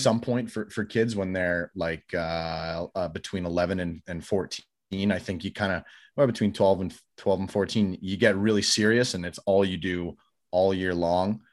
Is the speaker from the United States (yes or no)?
no; Calgary, Alberta, Canada; I'm Canadian, grew up in Calgary